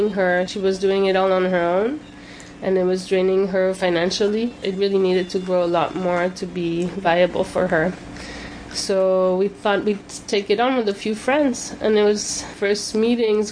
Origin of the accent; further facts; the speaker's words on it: Corsica, France; now in Ellenville, United States; I'm from Corsica in the south of France, a little island